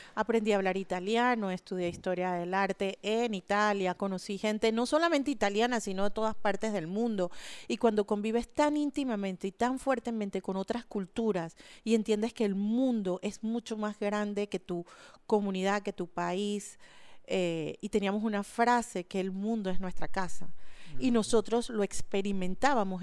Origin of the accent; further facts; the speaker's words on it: Panama City, Panama; yo crecí en Altos del Chase, que era el límite de la ciudad de Panamá con la zona del canal.